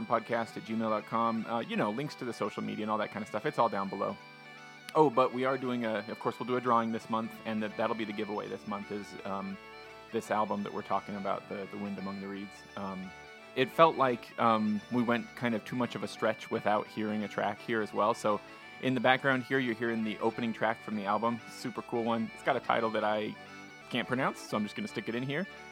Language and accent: English; Utah, United States; I grew up here in Utah